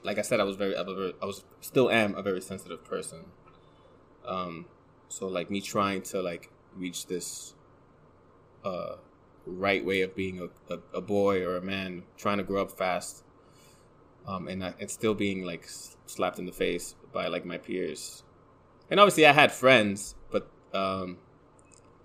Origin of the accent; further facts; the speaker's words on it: New York City, New York, United States; in the Bronx